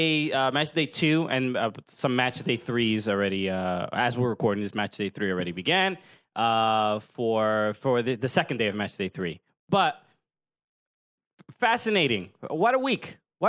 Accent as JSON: {"language": "English", "town": "New York City", "region": "New York", "country": "United States", "tie": "born or raised there", "said": "I grew up in Brooklyn."}